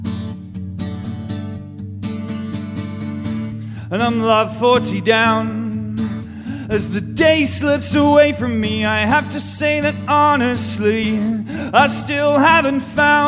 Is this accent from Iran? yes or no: no; England, United Kingdom; I come from England.